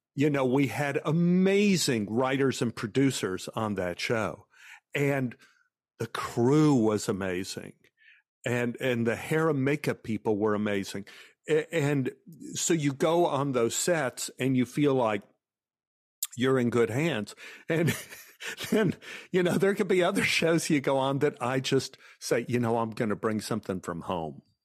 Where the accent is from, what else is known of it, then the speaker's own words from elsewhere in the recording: Dallas, Texas, United States; growing up in Oak Cliff, which was a white flight area